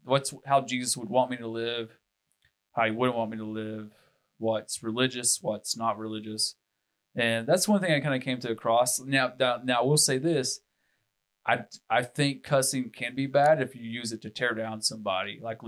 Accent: the Bible Belt, United States; I've been Christian since August 5th, 2006. And obviously growing up in the Bible Belt, you kind of get some religion on you.

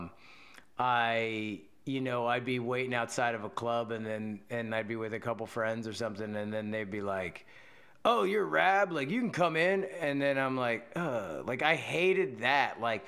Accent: East Coast, United States; moved away; we grew up on the East Coast

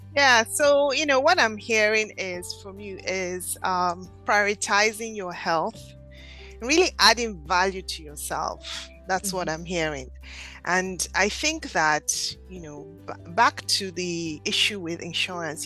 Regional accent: Nigeria; now in Philadelphia, United States; I'm originally from Nigeria

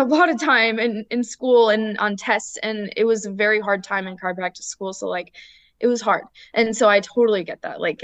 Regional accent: Illinois, United States; also born or lived in Iowa; now in Austin, United States; we're originally from Illinois and then we moved to Iowa for school

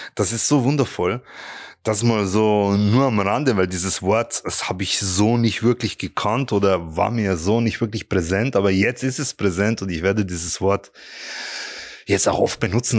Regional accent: Regensburg, Bavaria, Germany; ich bin ja in Regensburg aufgewachsen

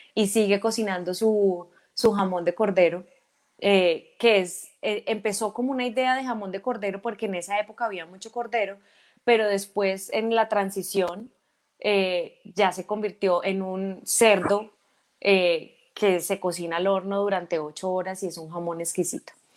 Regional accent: Ibagué, Tolima, Colombia; yo nací en Ibagué en el año 1980, eh, ibaguereña totalmente.

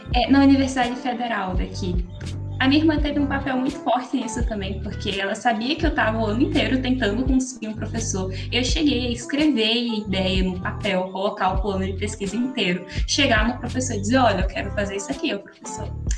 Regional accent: Natal, Rio Grande do Norte, Brazil; eu sou aqui de Natal, no Rio Grande do Norte

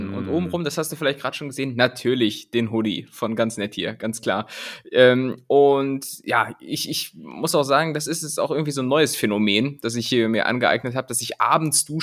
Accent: Rhineland-Palatinate, Germany; Am ehesten bin ich Pfälzer, aber ich sehe mich ganz einfach als Weltbürger.

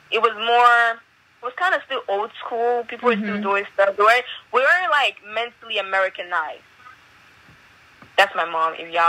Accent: Lagos, Nigeria; now in Queens, United States; So I was born in a place called Mushi, Nigeria, Lagos. I was born in Lagos. I lived in Lagos, but I moved to other states too.

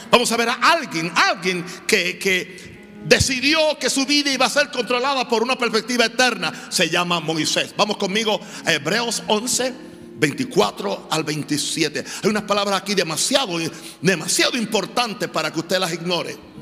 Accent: Venezuela; moved away; Lo viví en mi país

